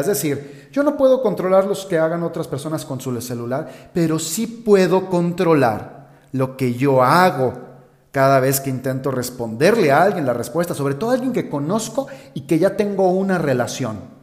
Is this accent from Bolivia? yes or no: no; Guadalajara, Jalisco, Mexico; de donde yo soy, en Guadalajara, en México